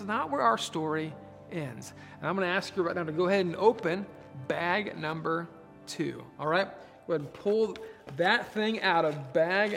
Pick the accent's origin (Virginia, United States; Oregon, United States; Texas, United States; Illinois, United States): Oregon, United States; moved away; I grew up in Oregon, way out in the Pacific Northwest